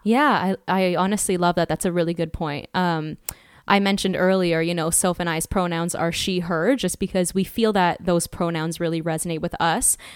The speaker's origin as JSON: {"language": "English", "town": "Toronto", "region": "Ontario", "country": "Canada", "moved": "yes", "said": "I am also originally from Canada, Toronto"}